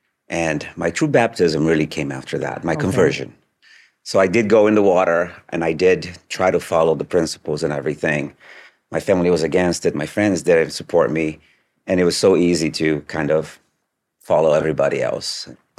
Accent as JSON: {"language": "English", "country": "Brazil", "lives_now": "United States", "said": "I was a convert from Brazil originally, moved to the U.S. and got baptized in Idaho."}